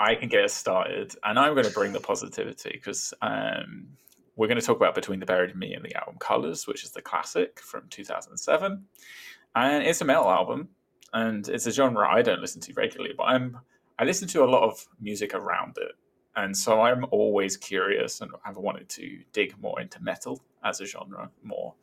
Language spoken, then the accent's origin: English; Brighton, South East England, United Kingdom; born or raised there